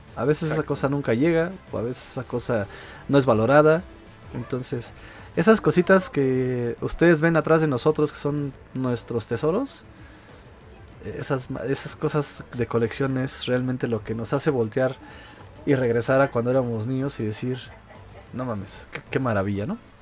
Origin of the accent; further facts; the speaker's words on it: Mexico City, Mexico; yo soy de Iztapalapa